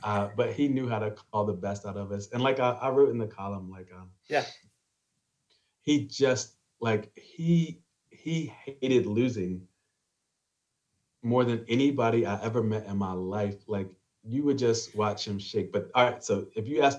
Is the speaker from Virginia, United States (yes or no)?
yes; Staunton, Virginia, United States; we lived on the same street when I was growing up in Staunton for a while. We both grew up on Hudson Ave, Brandon and I.